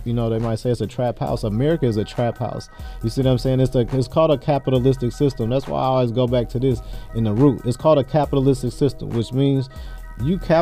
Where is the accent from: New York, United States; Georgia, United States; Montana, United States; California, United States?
California, United States; Berkeley; also born or lived in Oakland, California; I was born in Oakland, California, raised in Berkeley, California